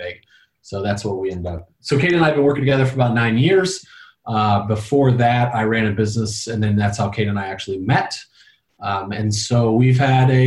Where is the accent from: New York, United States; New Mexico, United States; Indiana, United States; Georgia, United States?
Indiana, United States; Valparaiso; moved away as an adult; also born or lived in Wyoming / North Carolina / Florida / Arizona; I grew up in Indiana as well. I was actually born in Wyoming and then moved to Valparaiso, Indiana.